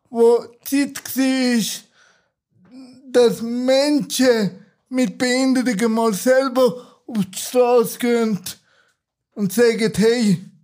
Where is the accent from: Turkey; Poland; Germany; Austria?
Turkey; ursprünglich bin ich ein Kurde aus der Türkei. Da macht ja auch vieles aus.